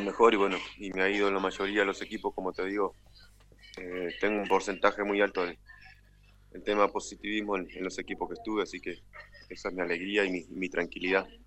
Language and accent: Spanish; Artigas, Uruguay; En mi ciudad natal, Artigas, capital, al norte del país.